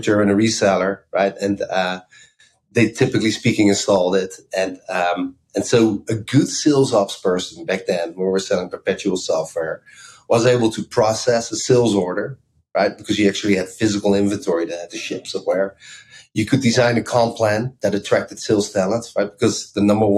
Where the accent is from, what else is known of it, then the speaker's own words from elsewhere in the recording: Amsterdam, North Holland, Netherlands; moved away as an adult; also born or lived in Bay Area, United States; now in United States; I grew up in Amsterdam, so I'm Dutch